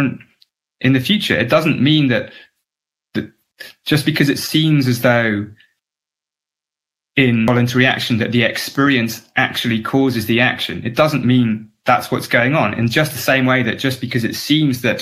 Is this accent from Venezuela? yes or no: no; England, United Kingdom; because I grew up in England